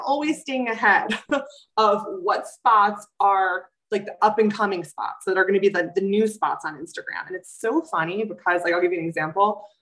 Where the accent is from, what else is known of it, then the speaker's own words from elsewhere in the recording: New York City, New York, United States; I'm a New Yorker too, so we tend to run a little anxious because we're in this um, super fast-paced city